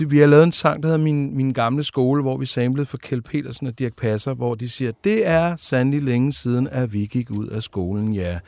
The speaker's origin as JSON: {"language": "Danish", "country": "Denmark", "tie": "born or raised there", "said": "Født ude ved Tornby"}